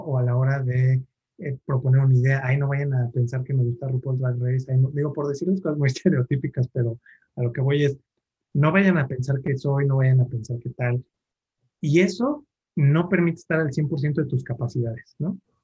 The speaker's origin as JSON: {"language": "Spanish", "region": "Mexico City", "country": "Mexico", "tie": "born or raised there", "said": "soy chilango, eh, nací aquí en la Ciudad de México"}